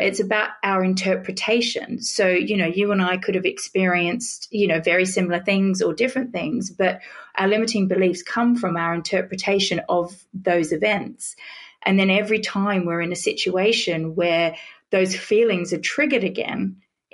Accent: Australia; moved away as an adult; also born or lived in Britain; now in United Kingdom; I'm an Australian

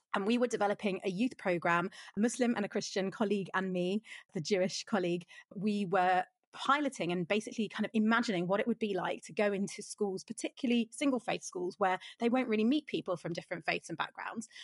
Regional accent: London, United Kingdom; I was born in South London, but I live in North London

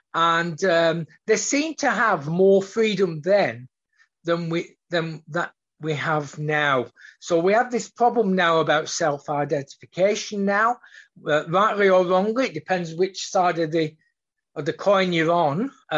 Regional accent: Australia; So being an Australian, and we are very upfront. Aussies are generally upfront

